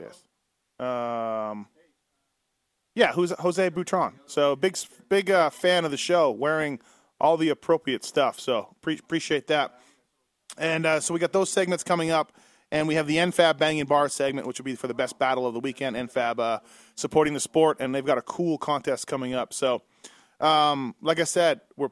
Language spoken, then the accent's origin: English; Canada; now in Las Vegas, United States; Me being a Canadian.